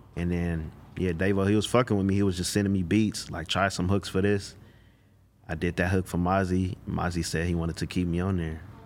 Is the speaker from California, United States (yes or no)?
yes; Los Angeles, California, United States; also born or lived in Inland Empire, California; I'm from South Central L